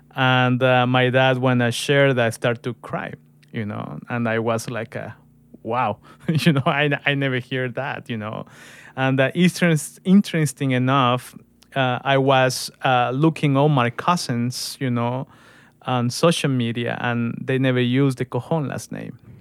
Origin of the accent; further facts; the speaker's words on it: Guatemala; English is a second language; moved away; I'm from Guatemala and that we have expressions and culture things that are unique for my country